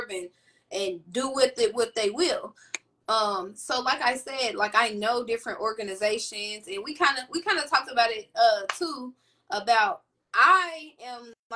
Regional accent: Indianapolis, Indiana, United States; I've been born and raised in Indianapolis, Indiana

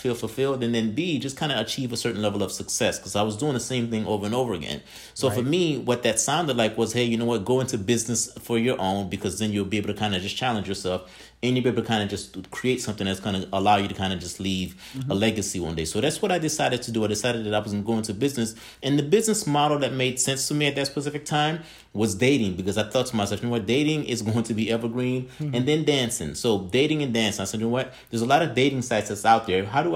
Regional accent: Haiti; now in United States; I'm originally from Haiti, and my parents decided that they would come here to the States. And I've been here in the States for over 20 years.

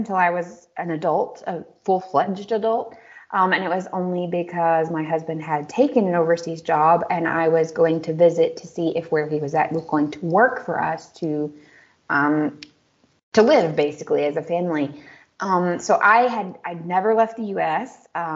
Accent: United States; also born or lived in Germany; now in Czech Republic; as an American

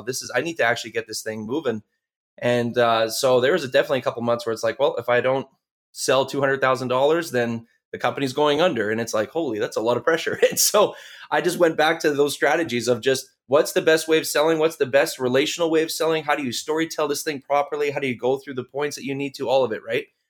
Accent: Canada; we're, we're from Canada

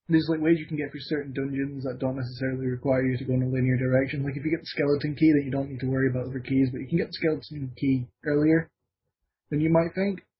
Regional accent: Scotland, United Kingdom; moved away; I'm a Scottish expatriate who makes his living shit posting on Twitter.

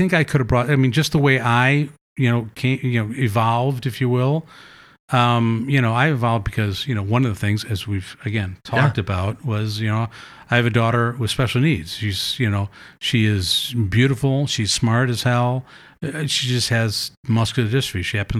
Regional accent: Midwest, United States; You know, we came from the Midwest and, you know, just, you know, the typical Midwestern person was just, you know, we do have very conservative values.

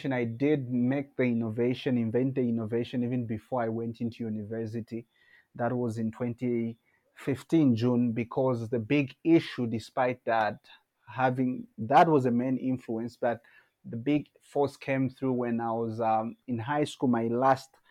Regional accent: Zambia; also born or lived in Petauke District, Eastern Province, Zambia; I was born in Zambia, specifically in 1997 in February. Grew up having had life experiences, starting from a village setup, also coming to the urban setup.

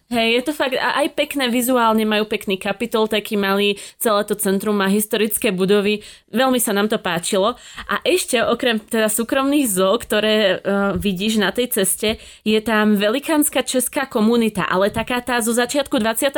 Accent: Slovakia; sme tak Slováci

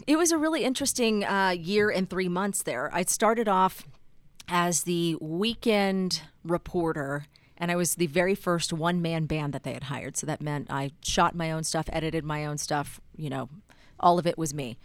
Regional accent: Texas, United States; moved away as an adult; now in Utah, United States; you just grow up in Texas being very proud of being a Texan

